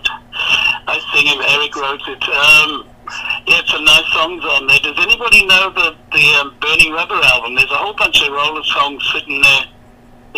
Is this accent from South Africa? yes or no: yes; South Africa; moved away as an adult; now in United States; being South African, you know, the world didn't want to know South Africans, you can't blame them. So I left there and moved to America